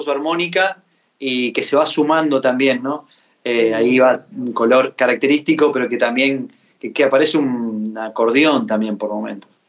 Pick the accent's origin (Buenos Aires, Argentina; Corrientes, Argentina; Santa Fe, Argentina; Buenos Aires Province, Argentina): Santa Fe, Argentina; Y Fede es un amigo de mi pueblo, es bien santafesina la canción, porque León este, Fede, yo, todo allá